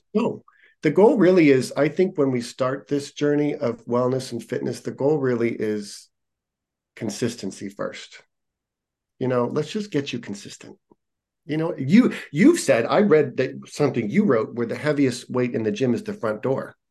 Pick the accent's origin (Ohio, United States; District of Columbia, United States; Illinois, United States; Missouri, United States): Ohio, United States; Youngstown; moved away as an adult; also born or lived in Columbus, Ohio; now in California, United States; Youngstown, near Cleveland.